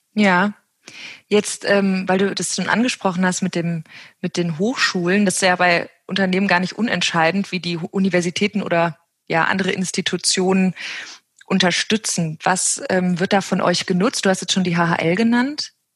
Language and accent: German; West Germany, Germany; ich bin im Westen groß geworden.